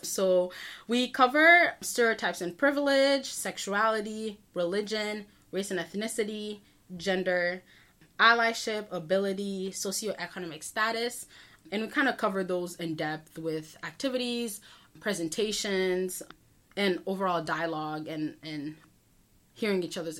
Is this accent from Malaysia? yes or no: no; Port-au-Prince, Ouest, Haiti; now in Brockton, United States; I'm originally from Port-au-Prince, Haiti in Brockton, Massachusetts.